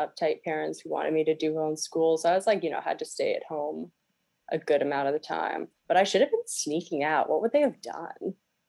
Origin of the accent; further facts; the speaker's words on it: Arlington, Virginia, United States; I grew up really close to East Falls Church Metro.